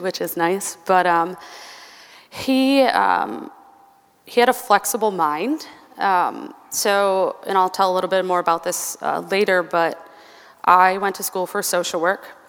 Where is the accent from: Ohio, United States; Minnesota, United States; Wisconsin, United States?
Minnesota, United States; Albert Lea; I grew up in a small town, Albert Lea, Minnesota, which is about an hour and a half south of here